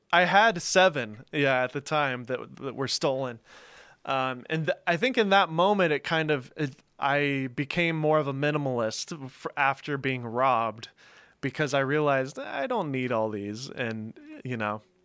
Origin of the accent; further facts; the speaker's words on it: Mount Juliet, Tennessee, United States; also born or lived in Los Angeles, California / Nashville, Tennessee; I grew up in Mount Juliet.